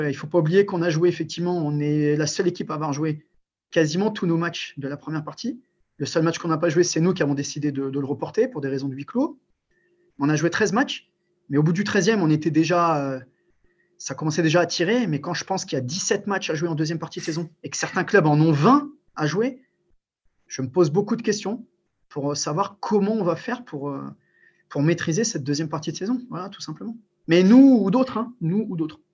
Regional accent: Albert, Hauts-de-France, France; also born or lived in Morocco / Amiens; je suis né au Maroc, mais je suis arrivé en France très tôt et je suis d'un petit bled qui s'appelle Albert, donc où j'ai commencé le handball. c'est un club picard dans la Somme, à côté d'Amiens

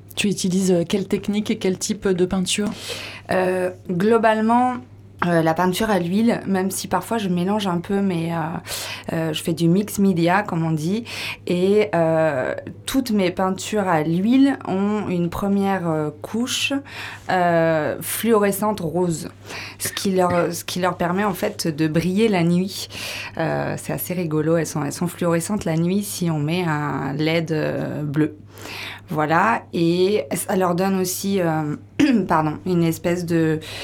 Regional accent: Brittany, France; moved away; also born or lived in Costa Rica; je suis bretonne, originaire du Morbihan, voilà, du Golfe

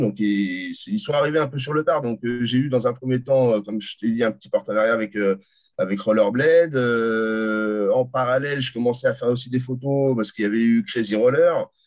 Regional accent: France; je suis français, je resterai toute ma vie en France

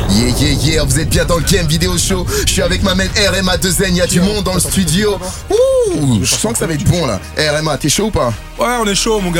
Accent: Sarcelles, Île-de-France, France; Je fais de l'impro, je viens de Sarcelles, y'a tous mes négros, j'improvise

